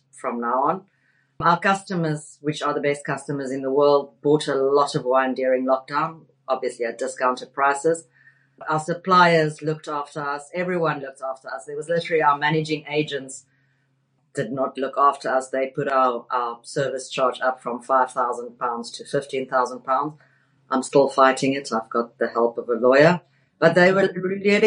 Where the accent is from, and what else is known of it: South Africa; accent: South African; now in London, United Kingdom